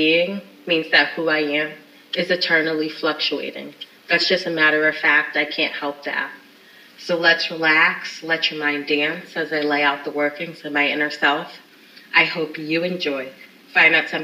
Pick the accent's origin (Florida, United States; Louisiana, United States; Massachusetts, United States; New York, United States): Massachusetts, United States; Springfield; my hometown of Springfield, Massachusetts